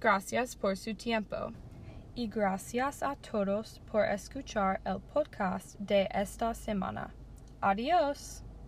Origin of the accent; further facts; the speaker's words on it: Colombia; moved away as an adult; now in Tampa, United States; Nací en Colombia y viví allí la mayor parte de mi vida